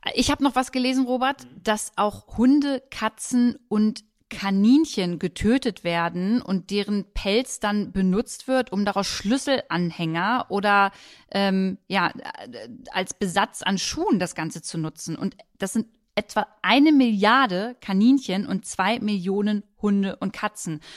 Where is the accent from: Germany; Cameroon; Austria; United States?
Germany; bei uns in Deutschland